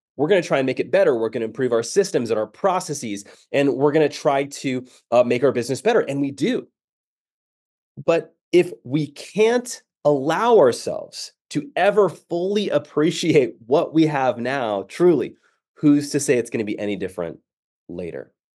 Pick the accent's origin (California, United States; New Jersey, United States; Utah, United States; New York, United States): California, United States; San Diego; moved away as an adult; now in Dallas, United States; I grew up in San Diego